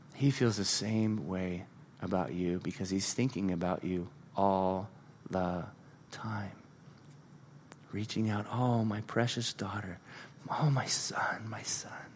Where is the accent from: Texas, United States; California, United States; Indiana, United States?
California, United States; moved away; I grew up in California